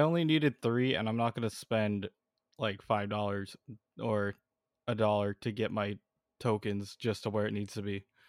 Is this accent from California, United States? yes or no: yes; California, United States; we're both from California